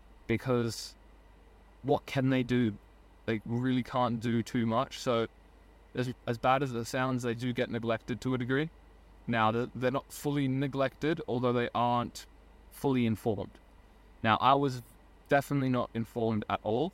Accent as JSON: {"language": "English", "country": "Australia", "also_born_or_lived": "Germany / Hungary", "moved": "as an adult", "said": "I moved back to Australia from Germany and Hungary"}